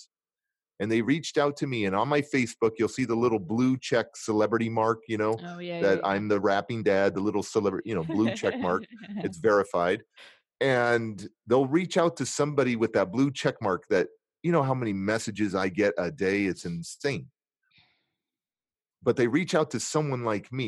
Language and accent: English; California, United States; I'm from California